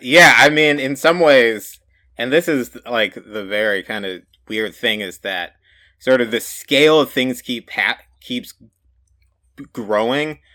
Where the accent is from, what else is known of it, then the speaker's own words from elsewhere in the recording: United States; growing up in the United States